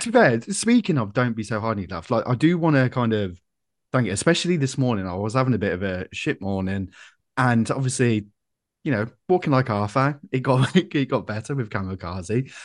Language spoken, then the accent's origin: English; Coventry, West Midlands, United Kingdom; I'm from Coventry.